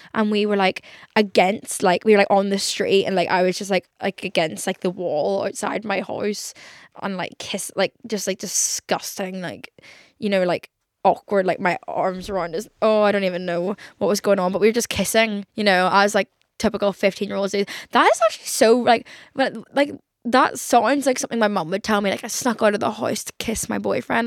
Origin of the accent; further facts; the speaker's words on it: Ireland; I am an Irish girl